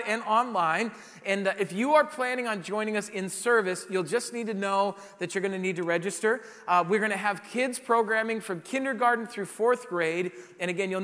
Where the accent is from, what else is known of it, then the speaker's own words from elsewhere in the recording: South Dakota, United States; moved away; growing up in South Dakota